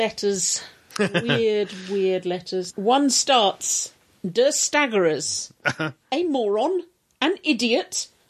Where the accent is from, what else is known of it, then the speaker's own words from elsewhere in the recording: England, United Kingdom; but I am English and the word isn't assume.